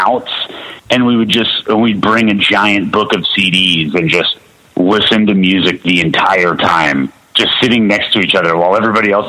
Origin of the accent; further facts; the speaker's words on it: Charlotte, North Carolina, United States; also born or lived in Ottawa, Canada; I grew up in Charlotte